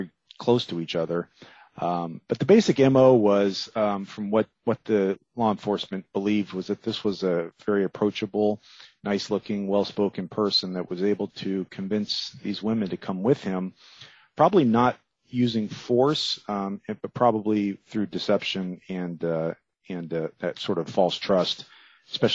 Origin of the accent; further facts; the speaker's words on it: Miami, Florida, United States; I grew up there in Miami